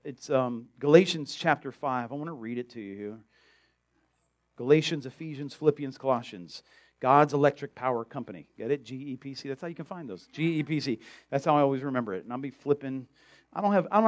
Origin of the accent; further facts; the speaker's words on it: South Florida, United States; I grew up in South Florida